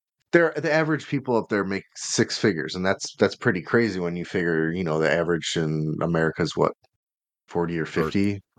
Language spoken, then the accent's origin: English; United States; I'm an American, so I don't know how tall that is.